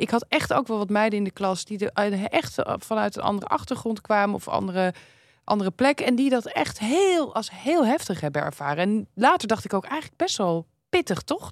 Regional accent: Amsterdam, North Holland, Netherlands; ik kom dan uit zo'n Amsterdams nest

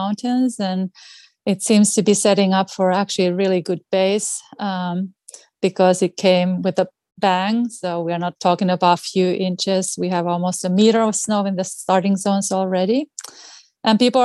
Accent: Finland; English is a second language; moved away as an adult; also born or lived in Washington, United States / Colorado, United States; now in Anchorage, United States; I'm originally from Finland, as you can hear from my speech. It's not really a Boston accent. And obviously, I grew up on skis, on cross-country

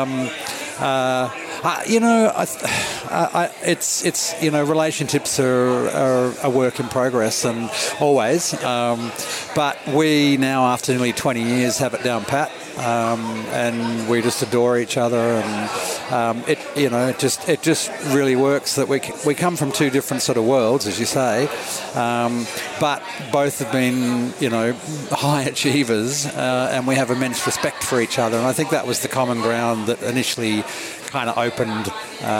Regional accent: Sydney, New South Wales, Australia; also born or lived in Melbourne; I was from Melbourne, so I didn't follow. We moved to Sydney when I was 8

